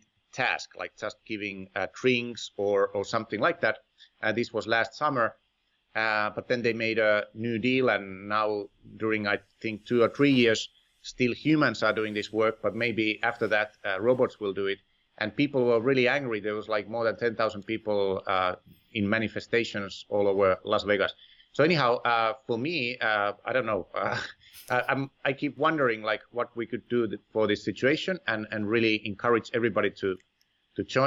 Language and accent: English; Finland; moved away; my home country, Finland